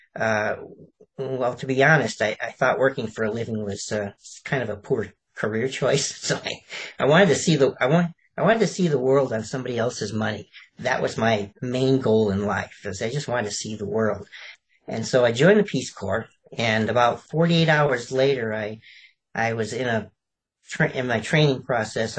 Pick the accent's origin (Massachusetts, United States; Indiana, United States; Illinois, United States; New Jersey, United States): Illinois, United States; Chicago; moved away; also born or lived in Alabama / California; I was actually born in Alabama, of all places, um, and I, I actually um, brewed um, and sold moonshine with my father. And I, I grew up in Chicago